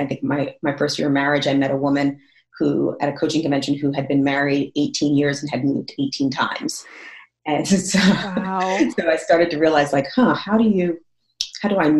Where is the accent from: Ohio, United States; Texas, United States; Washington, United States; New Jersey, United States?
New Jersey, United States; Northern; moved away as an adult; also born or lived in Jonesboro, Arkansas; I'm from Northern New Jersey. Like I'm like, you know, I'm right outside New York City